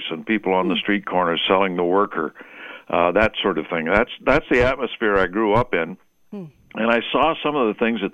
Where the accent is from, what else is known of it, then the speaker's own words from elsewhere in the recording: Seattle, Washington, United States; I was raised in Seattle